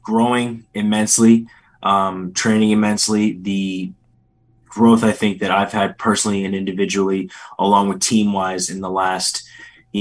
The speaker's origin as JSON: {"language": "English", "town": "Philadelphia", "region": "Pennsylvania", "country": "United States", "tie": "born or raised there", "said": "So it's Northeast PA, but I was born in Philly"}